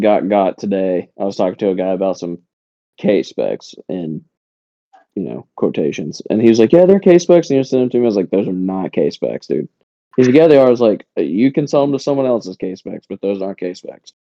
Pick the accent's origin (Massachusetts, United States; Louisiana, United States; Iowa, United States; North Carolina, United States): North Carolina, United States; the town that I grew up in in North Carolina